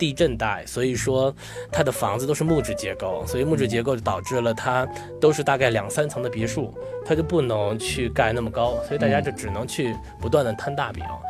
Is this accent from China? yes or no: yes; Beijing, China; accent: Beijing; now in Los Angeles, United States; 然后很多人说说你是哪儿的人？我说我是北京的。他说你不可能，你都没北京味儿。